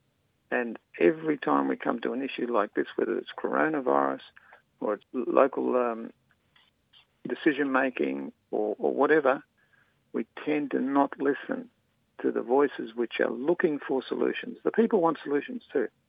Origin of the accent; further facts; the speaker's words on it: Australia; as an Australian